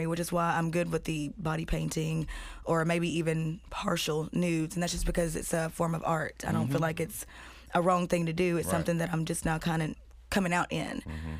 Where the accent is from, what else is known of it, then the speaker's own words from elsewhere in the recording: Shelbyville, Tennessee, United States; now in Nashville, United States; I'm from Shelbyville. It's a little podunk ass town full of haters.